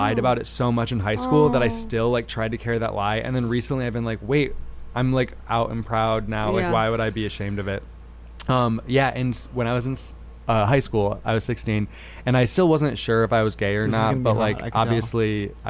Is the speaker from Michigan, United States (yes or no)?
yes; East Grand Rapids, Michigan, United States; now in New York, United States; American Pie took place in my hometown.